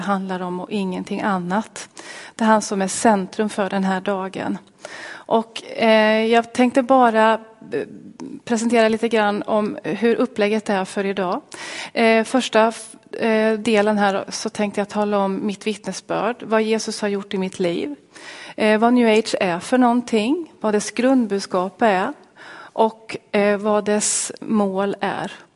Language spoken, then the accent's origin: Swedish; Linköping, Östergötland, Sweden; Jag kommer alltså från Linköping